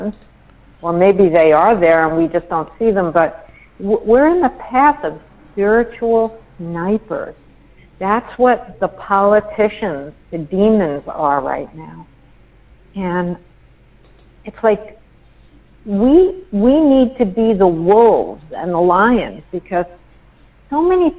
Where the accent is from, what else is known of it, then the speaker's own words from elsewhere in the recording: New York, United States; I'm a New Yorker